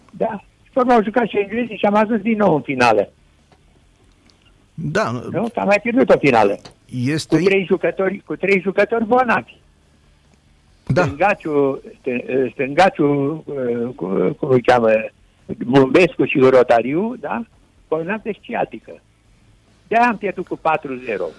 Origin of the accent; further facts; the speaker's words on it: Râmnicu Vâlcea, Vâlcea County, Romania; now in Bucharest, Romania; Și în 47 eu am venit la București de la Râmnicu Vâlcea